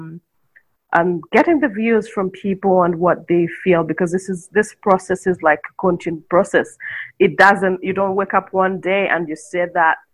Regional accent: Jinja, Eastern Region, Uganda; also born or lived in Kampala, Uganda; Jinja is where I grew up from. That's like my hometown.

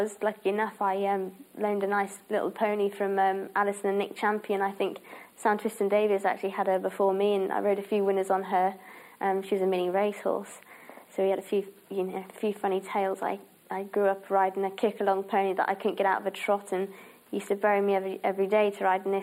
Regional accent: Herefordshire, West Midlands, United Kingdom; moved away; only just over an hour away from where I was brought up in Herefordshire

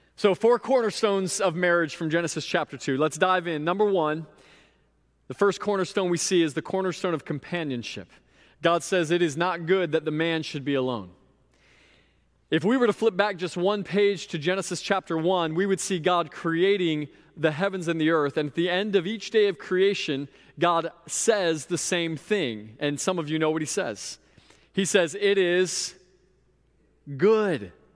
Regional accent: Sebring, Florida, United States; also born or lived in Indiana; my hometown of Sebring, Florida

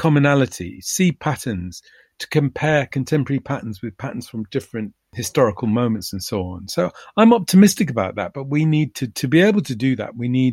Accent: London, United Kingdom; I grew up in London, and I knew that there were huge areas of the city that I could not go

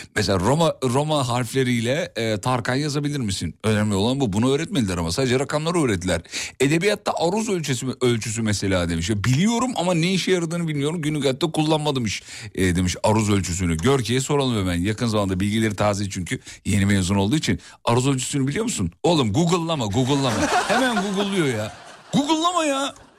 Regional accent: Kocaeli, Turkey; moved away; also born or lived in Black Sea Region; Kocaeli benim memleketim

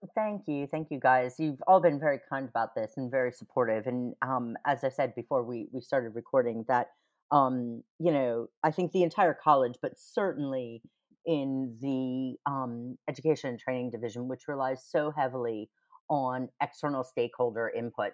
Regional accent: United States; moved away as an adult; now in United Kingdom; I'm American

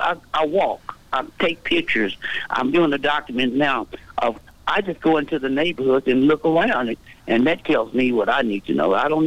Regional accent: Vietnam; now in United States; I've been going since the early, when I come from Vietnam, I've been mm-hmm. going there that long.

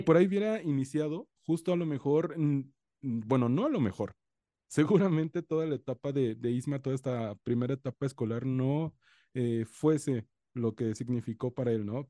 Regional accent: coast of Guerrero, Mexico; Yo soy de la costa de Guerrero

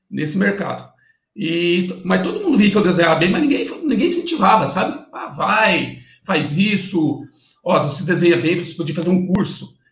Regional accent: Bela Vista do Paraíso, Paraná, Brazil; eu preciso sair da, da, da cidadezinha lá que eu, que eu nasci, em Bela Vista do Paraíso. É uma cidade pequena de 15 mil, 15 mil habitantes hoje.

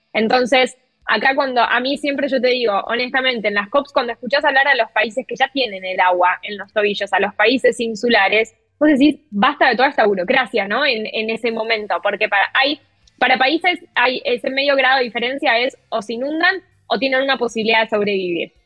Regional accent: Argentina; yo como periodista argentina

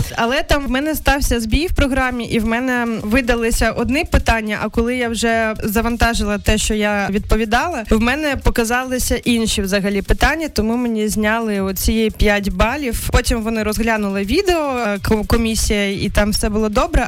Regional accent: Krasnodar Krai, Russia; now in Ukraine; я з Кубані

